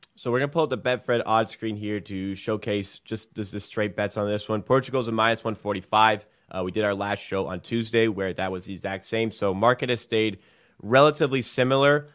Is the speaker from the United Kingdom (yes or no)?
yes; England, United Kingdom; I am English